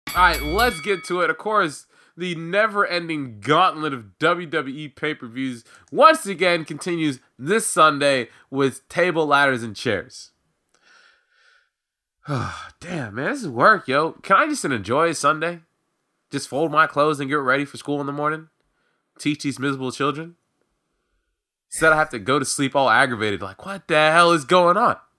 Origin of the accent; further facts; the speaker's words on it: Florida, United States; we're both from Florida